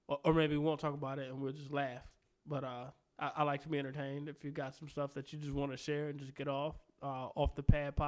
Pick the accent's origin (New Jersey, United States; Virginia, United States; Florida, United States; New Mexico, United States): Virginia, United States; Richmond; I'm from Southside Richmond